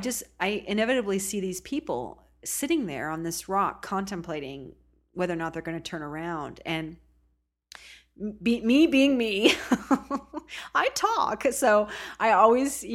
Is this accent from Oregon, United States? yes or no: yes; Oregon coast, United States; I was born and raised on the Oregon coast